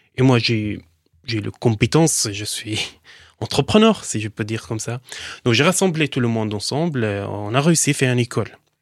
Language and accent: French; Daraya, Rif Dimashq, Syria; French is a second language; moved away as an adult; also born or lived in Lebanon; now in France; Je viens d'une ville, banlieue de Damas, s'appelle Daraya